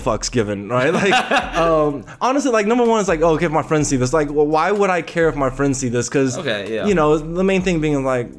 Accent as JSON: {"language": "English", "country": "Taiwan", "said": "We're from Taiwan. So Taiwan."}